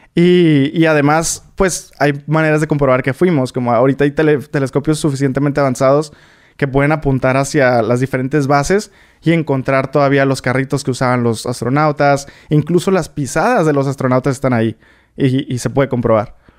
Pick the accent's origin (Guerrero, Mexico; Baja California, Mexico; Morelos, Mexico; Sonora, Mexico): Baja California, Mexico; Tijuana; moved away as an adult; also born or lived in Atlanta, United States; now in United States; Yo soy de Tijuana, pero cuando yo tenía 17 fue cuando dije como, yo quiero estudiar eh, ingeniería espacial